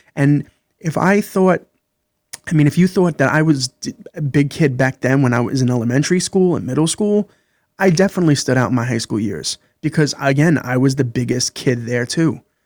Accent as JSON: {"language": "English", "town": "New York City", "region": "New York", "country": "United States", "tie": "born or raised there", "said": "I grew up in Brooklyn, New York"}